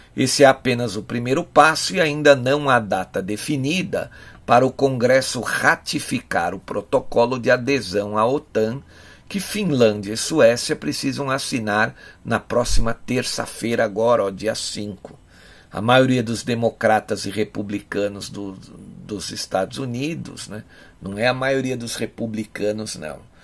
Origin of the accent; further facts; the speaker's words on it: Brazil; Nós aqui, como brasileiros, como patriotas